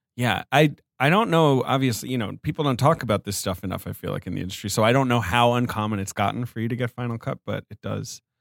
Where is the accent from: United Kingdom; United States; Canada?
United Kingdom; England; moved away; I grew up in England